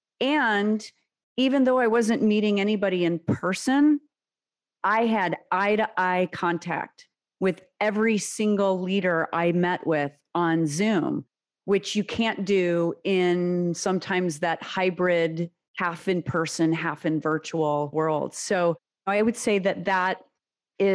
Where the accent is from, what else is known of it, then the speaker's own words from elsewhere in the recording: United States; first language Serbian; English is a second language; my parents came to the U.S. from former Yugoslavia, 7 months pregnant with me